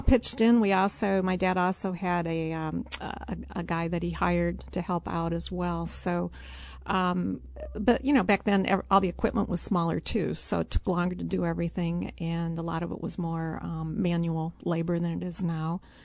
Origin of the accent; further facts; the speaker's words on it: Streator, Illinois, United States; now in Urbana, United States; I grew up in LaSalle County on a farm